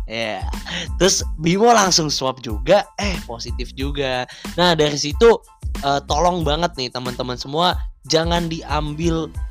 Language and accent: Indonesian; Bekasi, West Java, Indonesia; now in Semarang, Indonesia; Dan asal aku dari Bekasi. Bet saiki aku wis dari wong Tembalang.